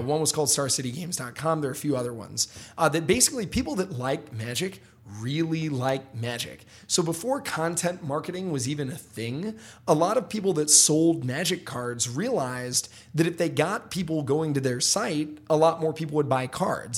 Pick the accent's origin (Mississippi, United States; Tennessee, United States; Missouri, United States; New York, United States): Tennessee, United States; Memphis; I grew up in Memphis, Tennessee. You know, my, I, I grew up in Hickory Hill, Memphis